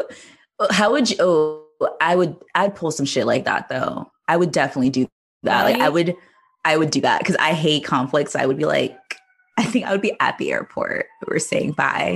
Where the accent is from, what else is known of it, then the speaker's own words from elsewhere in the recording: Iowa, United States; I'm from Iowa